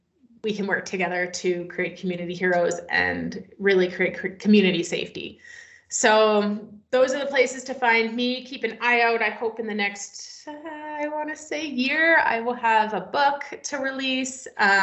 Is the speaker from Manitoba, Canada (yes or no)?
no; British Columbia, Canada; I am located in Canada now. I came back to my homeland, so I'm in British Columbia